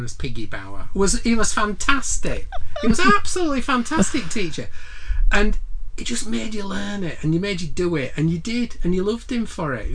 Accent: Huddersfield, Yorkshire and the Humber, United Kingdom; I'm from Dalton, born and bred, really.

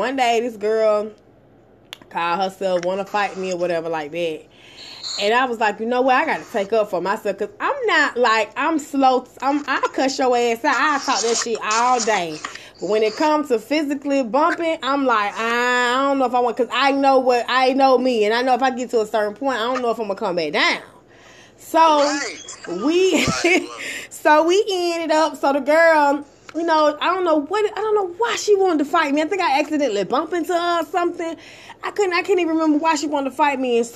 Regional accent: Atlanta, Georgia, United States; I'm from Atlanta, Georgia. I was going to Corn Middle School

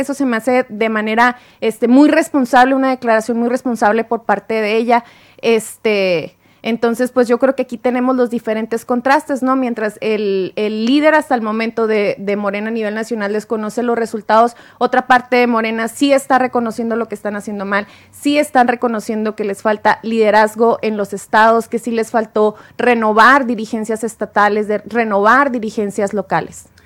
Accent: Mexico; como mexicanos votamos más si es a nivel federal

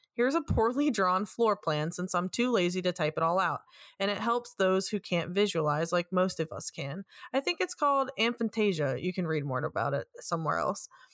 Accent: New York, United States; also born or lived in West Virginia; I'm born and raised in New York.

